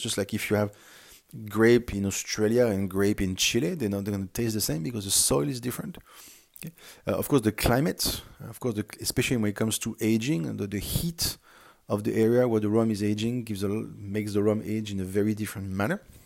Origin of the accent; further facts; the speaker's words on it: France; accent: French; English is a second language; moved away as an adult; also born or lived in Singapore; now I'm back in France, uh, which is home, and you had probably found out based on my accent that France is my home country.